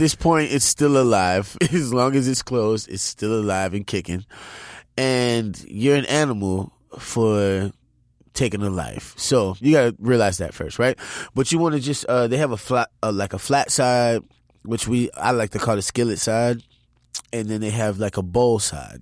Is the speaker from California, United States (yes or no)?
no; New Orleans, Louisiana, United States; I'm from New Orleans.